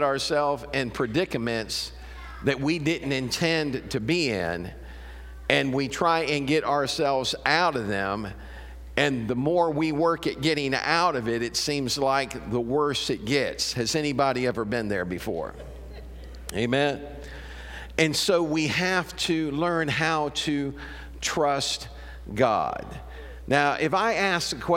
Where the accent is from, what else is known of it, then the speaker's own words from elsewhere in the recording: Chicago, Illinois, United States; now in Murphysboro, United States; I was raised up around Chicago, but my grandparents lived down here, so we'd come down here on vacation.